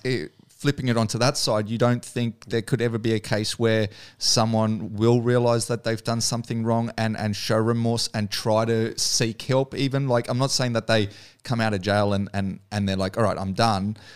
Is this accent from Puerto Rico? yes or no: no; Australia; being the Aussie